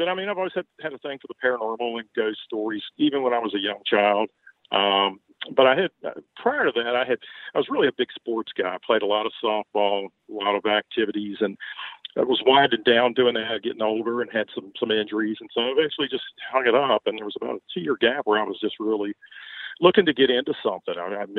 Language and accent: English; Baltimore, Maryland, United States; accent: Southern; moved away as an adult; now in Virginia, United States; No, originally I'm from Baltimore, Maryland, but you could not tell it by the way I speak. I've lived in Virginia now about 50 years and really have the Southern accent now.